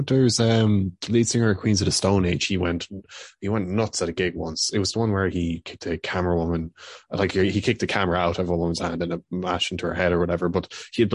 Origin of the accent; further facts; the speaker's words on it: Bagenalstown, Leinster, Ireland; I'm just outside Bagnallstown, as it was at the time